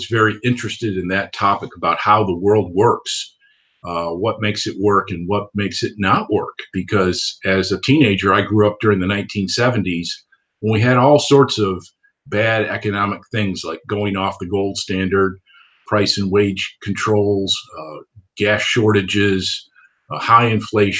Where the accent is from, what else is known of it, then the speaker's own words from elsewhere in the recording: Geneva, New York, United States; moved away; also born or lived in Alabama; I was born in Geneva, New York, which is in the Finger Lakes region of New York.